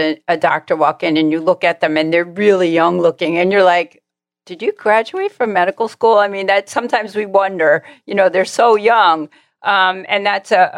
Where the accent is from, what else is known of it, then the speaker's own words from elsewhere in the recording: Long Island, New York, United States; I grew up on Long Island